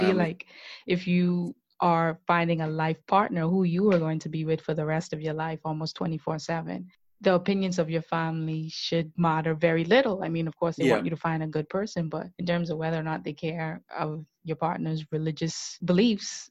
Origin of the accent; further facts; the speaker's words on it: Bahamas; growing up in the Bahamas, we're pretty traditional to an extent